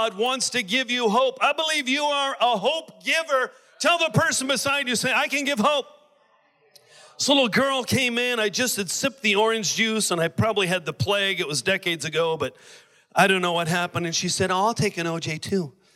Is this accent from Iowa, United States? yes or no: no; Oregon, United States; also born or lived in Maui; now in Honolulu, United States; I'm from Oregon.